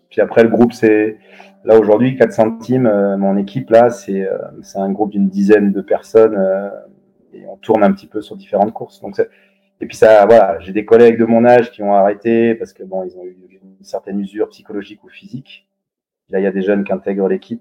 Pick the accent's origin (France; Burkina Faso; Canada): France; Yvelines, Paris region, Île-de-France; j'étais en région parisienne. Enfin, mes parents sont jurassiens, donc euh, bon, toutes les vacances euh, gamin, j'allais faire du ski de fond dans le Jura, mais en gros, j'étais dans les Yvelines